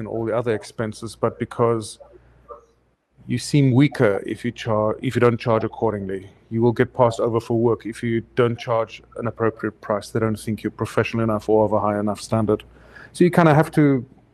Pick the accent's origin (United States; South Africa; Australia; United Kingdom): South Africa; moved away as an adult; South Africa, specially imported